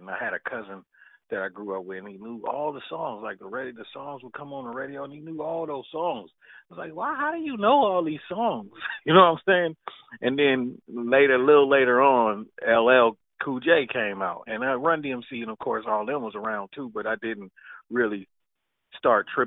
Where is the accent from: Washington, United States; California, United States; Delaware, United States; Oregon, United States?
California, United States; Richmond; I grew up in Richmond, California. You know, like that's the Bay